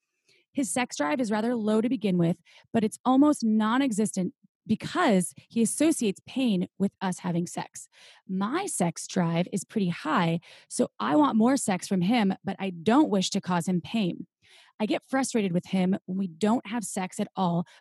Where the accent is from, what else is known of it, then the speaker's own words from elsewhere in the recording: Midwest, United States; I am from the Midwest too